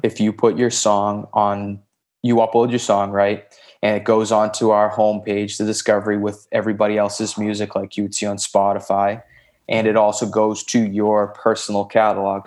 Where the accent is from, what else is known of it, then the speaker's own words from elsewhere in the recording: Boston, Massachusetts, United States; also born or lived in Santa Monica, Los Angeles; now in Los Angeles, United States; I'm originally from Boston, Massachusetts